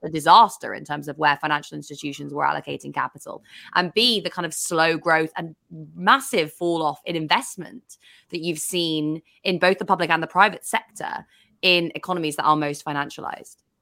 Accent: England, United Kingdom; as an English person

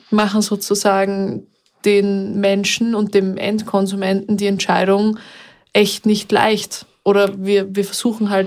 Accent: Vienna, Austria; Ich bin in Wien aufgewachsen. Ich bin eine große Öffi-Fahrerin.

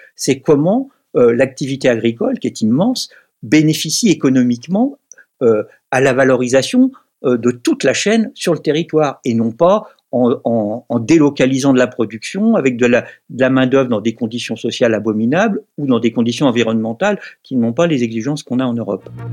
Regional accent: Brittany, France; je suis pas bordelais, je suis breton, hein, je vis dans le Morbihan.

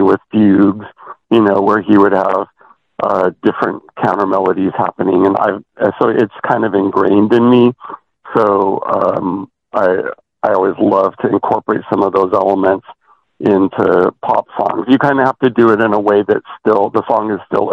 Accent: Porterville, California, United States; growing up in Porterville, California

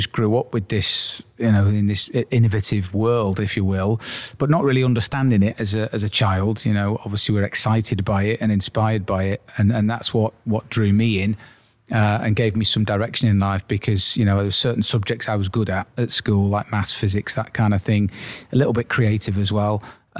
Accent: Wales, United Kingdom; And obviously, coming from the area, Ian and I grew up in and around the Liverpool area in North Wales specifically.

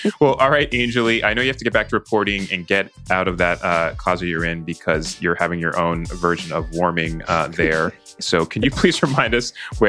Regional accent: New Jersey, United States; moved away; also born or lived in New York; someone from New Jersey and who lived in New York for a long time

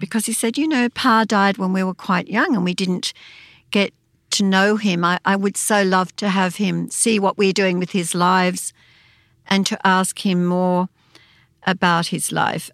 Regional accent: Wangaratta area, northeastern Victoria, Australia; In Warragee in northeastern Victoria near Beechworth, and we had a cattle farm

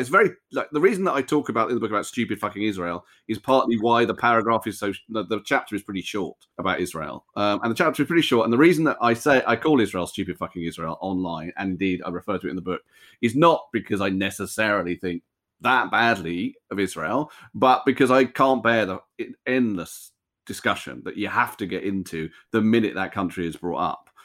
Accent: United Kingdom; I think of myself totally as a British Jew, um, British American Jew

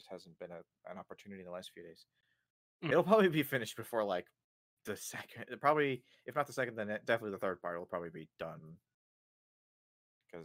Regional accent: Canada

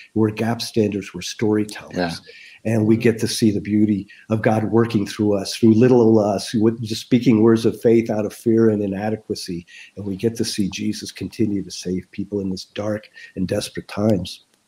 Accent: United States; as an American

